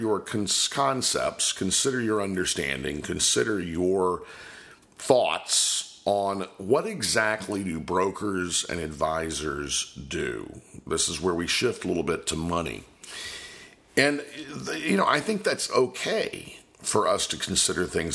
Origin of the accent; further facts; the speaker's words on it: Polk County, Florida, United States; I'm originally from Polk County, Florida